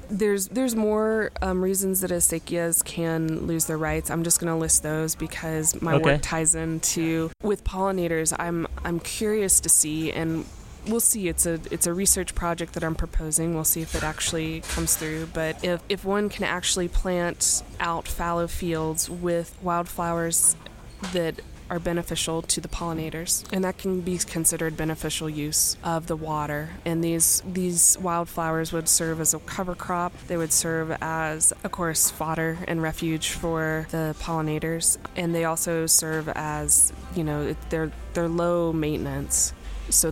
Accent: Memphis, Tennessee, United States; now in New Mexico, United States; I'm from Memphis, like I said, and so I've lived here

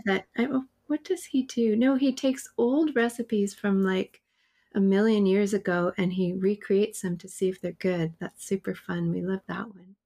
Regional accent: Winnipeg, Manitoba, Canada; moved away as an adult; I'm from Winnipeg

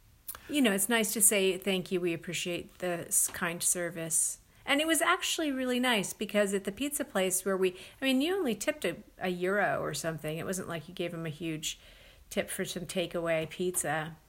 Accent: United States; we are from the United States of America

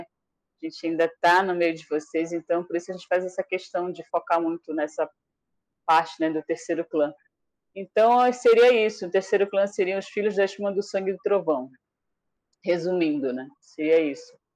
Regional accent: Iauaretê, Amazonas, Brazil; first language Tariana; Portuguese is a second language; moved away; onde eu moro, onde eu morei quando eu era criança, lá em Areté

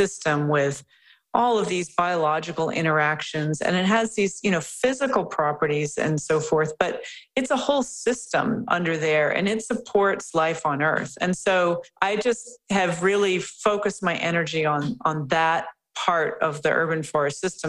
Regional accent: Chicago, Illinois, United States; now in Vancouver, Canada; I'm from the Chicago area, and I was living in Chicago

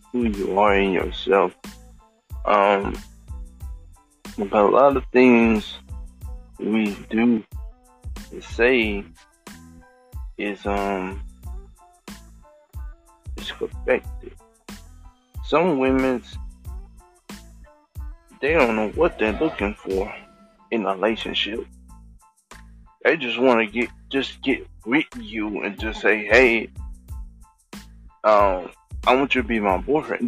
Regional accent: Thailand; I'm from Thailand.

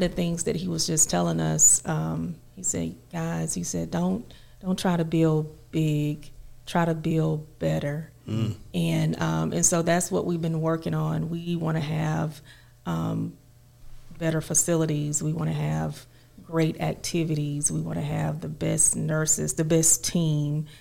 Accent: Cobb, Georgia, United States; actually, we're from Cobb, Georgia

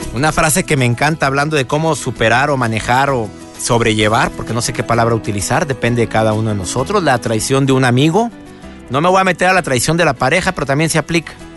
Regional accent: Monterrey, Nuevo León, Mexico; mi querido Monterrey, de donde soy originario.

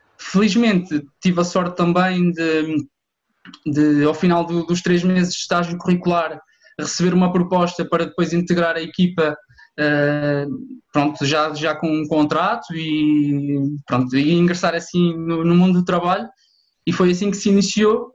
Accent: Santa Comba Dão, Viseu, Portugal; also born or lived in Coimbra; completei a secundária na, em Santa Combadão, de onde, de onde eu sou natural

